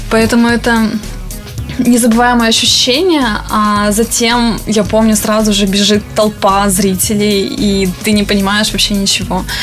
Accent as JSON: {"language": "Russian", "town": "Cherepovets", "region": "Vologda Oblast", "country": "Russia", "tie": "born or raised there", "said": "Я люблю Череповец, потому что, ну, во-первых, это мой родной город, и здесь очень комфортно жить."}